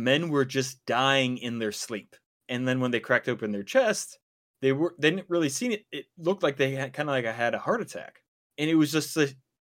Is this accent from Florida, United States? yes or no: no; Wisconsin, United States; we're from Wisconsin